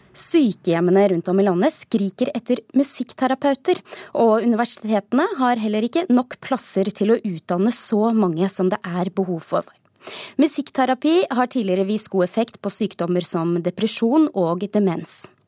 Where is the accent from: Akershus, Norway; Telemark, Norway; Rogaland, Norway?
Telemark, Norway; som stolt telemarking